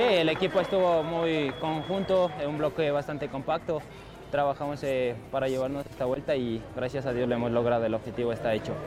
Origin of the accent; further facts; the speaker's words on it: Pueblo Arenas, Imbabura, Ecuador; yo soy de Pueblo Arenas, de Imbabura, Ecuador